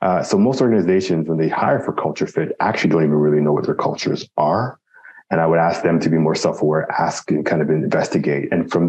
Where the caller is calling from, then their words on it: Toronto, Ontario, Canada; Like you said, I'm here calling from Toronto, Ontario.